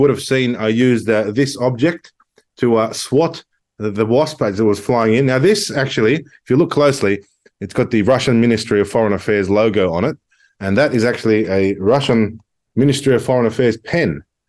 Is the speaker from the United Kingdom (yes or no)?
no; Australia; I was born in Australia. I've lived here for 33 years.